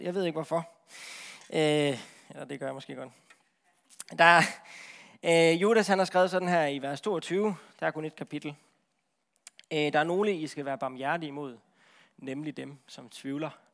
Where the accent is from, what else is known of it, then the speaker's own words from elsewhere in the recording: Central Jutland, Central Denmark Region, Denmark; Jeg er fra Midtjylland